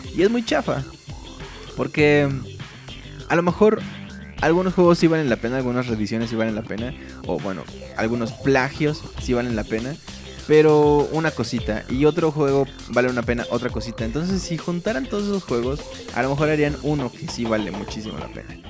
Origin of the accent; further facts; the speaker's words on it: Mexico City, Mexico; yo vivo en el Distrito Federal, es una ciudad bien puerca, bien fea, bien violenta, bien insegura. Pero pues a mí me encanta, es la ciudad. Aquí he vivido toda mi vida